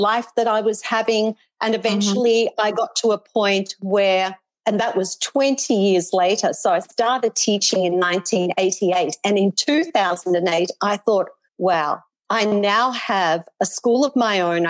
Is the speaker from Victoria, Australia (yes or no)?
yes; Melbourne, Victoria, Australia; moved away as an adult; now in Gold Coast, Australia; Then I moved to the Gold Coast from Melbourne